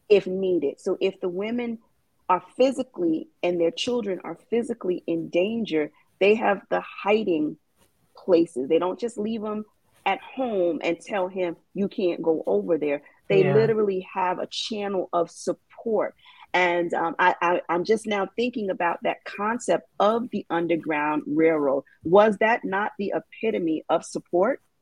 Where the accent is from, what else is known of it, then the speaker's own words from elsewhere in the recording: New York City, New York, United States; I am from New York City